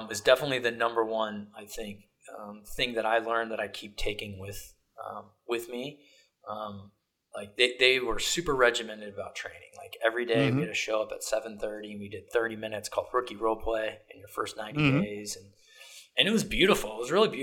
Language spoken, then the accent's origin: English; Ohio, United States; moved away; I was from Ohio